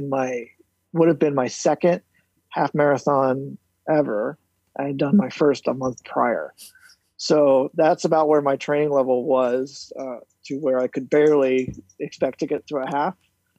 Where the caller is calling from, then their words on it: Orlando, Florida, United States; Well, as the handle states … in Orlando.